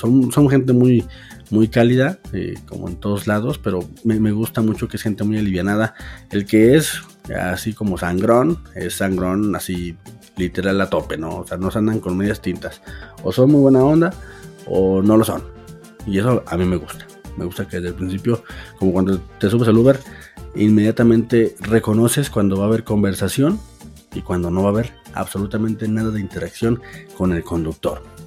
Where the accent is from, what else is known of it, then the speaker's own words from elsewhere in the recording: Aguascalientes, Mexico; soy un chilango de Aguascalientes